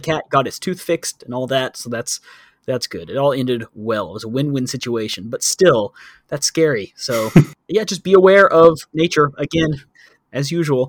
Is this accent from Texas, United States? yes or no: yes; Texas, United States; moved away as an adult; now in Thailand; growing up in Texas